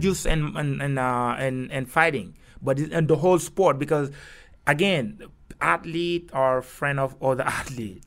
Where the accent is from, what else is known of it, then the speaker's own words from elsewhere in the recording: Kaolack, Senegal; English is a second language; moved away as an adult; also born or lived in Dakar, Senegal / Barcelona, Spain; now in New York, United States; I was born in Kaolack